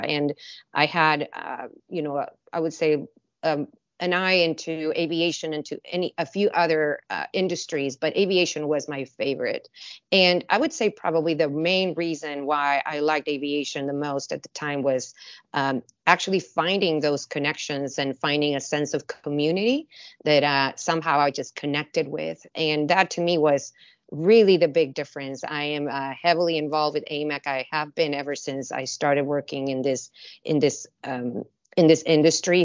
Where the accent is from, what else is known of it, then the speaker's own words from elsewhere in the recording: Mexicali, Baja California, Mexico; moved away as an adult; now in San Diego, United States; I was born and raised in Mexico in a border city called, uh, Mexicali